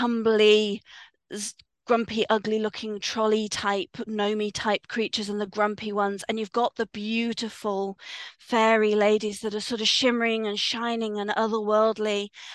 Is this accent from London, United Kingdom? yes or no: no; Swindon, South West England, United Kingdom; I grew up in Swindon